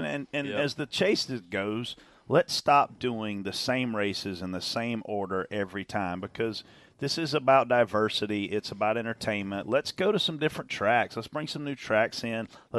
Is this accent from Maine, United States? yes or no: no; South Carolina, United States; Yeah, I'm from South Carolina.